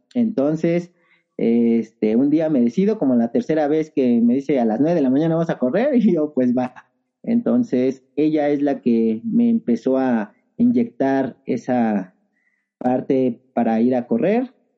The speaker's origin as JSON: {"language": "Spanish", "region": "Mexico City", "country": "Mexico", "tie": "born or raised there", "also_born_or_lived": "Nezahualcóyotl, State of Mexico / Peñón Viejo", "said": "nací en Nezahualcóyotl, Estado de México. Desde muy chico estuve aquí en el Ajusco."}